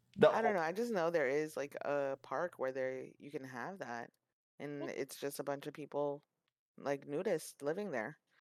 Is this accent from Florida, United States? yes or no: yes; Florida, United States; So, like, Florida's very chill, very relaxed. I honestly loved growing up here. Like, spending my teenage and my adult life here